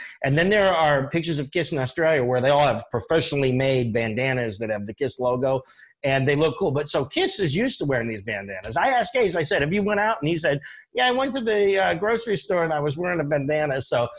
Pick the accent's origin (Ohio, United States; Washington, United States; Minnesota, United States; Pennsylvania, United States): Pennsylvania, United States; Johnstown; moved away; also born or lived in New Jersey; Johnstown, Pennsylvania, my hometown.